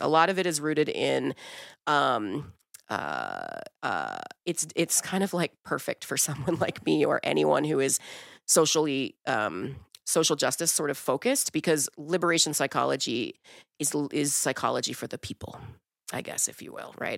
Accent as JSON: {"language": "English", "town": "Wilkinsburg", "region": "Pennsylvania", "country": "United States", "tie": "born or raised there", "also_born_or_lived": "Brazil", "said": "I grew up in Wilkinsburg"}